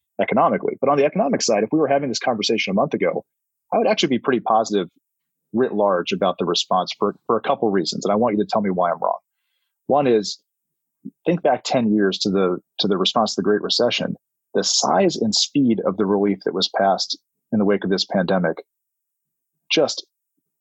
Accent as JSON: {"language": "English", "region": "South Carolina", "country": "United States", "moved": "yes", "said": "I'm from South Carolina"}